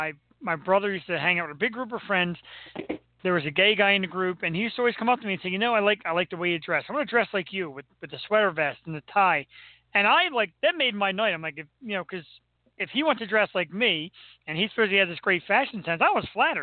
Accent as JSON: {"language": "English", "town": "Philadelphia", "region": "Pennsylvania", "country": "United States", "accent": "Philly", "said": "I've been told I have the Philly accent, and I don't even notice it."}